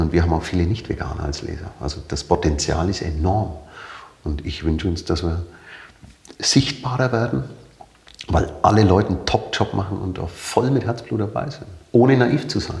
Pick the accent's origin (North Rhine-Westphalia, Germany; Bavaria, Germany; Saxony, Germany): Bavaria, Germany; Nuremberg; accent: bayerisch; moved away as an adult; also born or lived in Leipzig; now in Hamburg, Germany; Ich bin Nürnberger. Mhm. Mein Vater ist zwar Ungar, mhm. aber äh, in Nürnberg definitiv äh, mhm. groß geworden, aufgewachsen